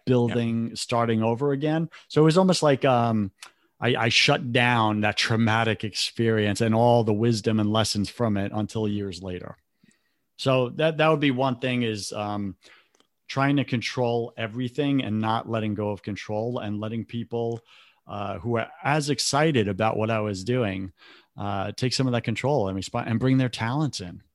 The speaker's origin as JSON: {"language": "English", "region": "New York", "country": "United States", "tie": "born or raised there", "said": "I grew up in New York"}